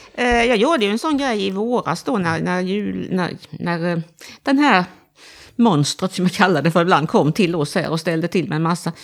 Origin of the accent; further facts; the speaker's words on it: Halmstad, Halland County, Sweden; now in Växjö, Sweden; jag är från Stening i Halmstad. Eller utanför Halmstad